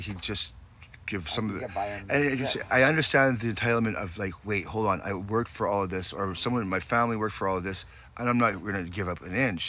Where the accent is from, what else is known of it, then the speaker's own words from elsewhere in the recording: Scotland, United Kingdom; I'm Scottish